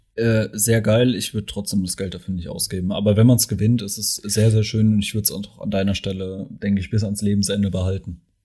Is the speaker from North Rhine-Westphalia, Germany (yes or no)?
no; Mannheim, Baden-Württemberg, Germany; ich komme ja aus Mannheim.